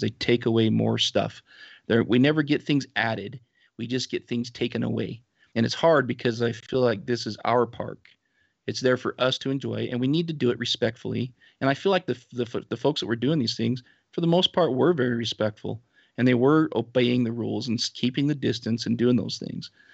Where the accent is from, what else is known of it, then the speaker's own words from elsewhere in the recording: Utah, United States; here around my my area, my hometown